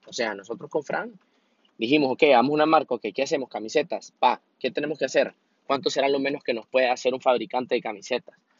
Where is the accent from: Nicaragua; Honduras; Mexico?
Honduras; yo soy de Honduras